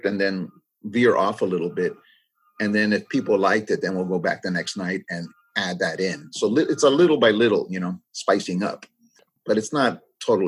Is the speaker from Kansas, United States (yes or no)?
no; California, United States; first language English; also born or lived in Los Angeles; we grew up, we're second generation growing up in the United States. You know, our parents weren't in the fields. They were blue collar workers in the city. And so we grew up in the city.